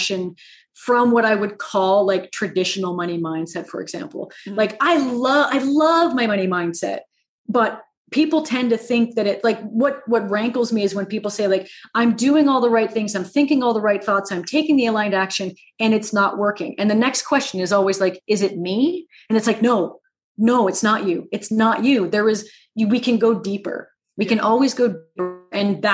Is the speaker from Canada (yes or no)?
yes; Canada; I am a friendly Canadian